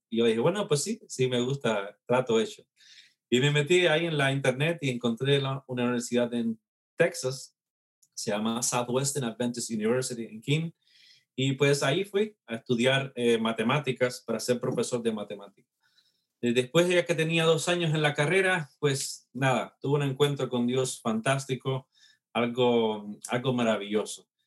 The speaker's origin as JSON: {"language": "Spanish", "country": "Cuba", "tie": "born or raised there", "moved": "yes", "lives_now": "Mississippi, United States", "said": "soy nacido en Cuba"}